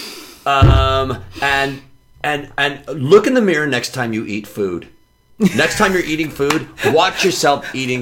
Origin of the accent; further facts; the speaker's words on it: Chicago, Illinois, United States; accent: north side; when you're from Chicago where... You have, there's a south side way of talking, yeah. And there's a north side way of talking. I'm a north side